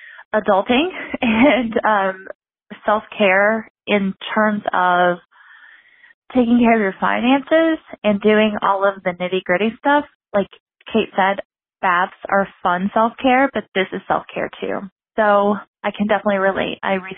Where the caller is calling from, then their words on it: Kentucky, United States; I'm calling from Kentucky.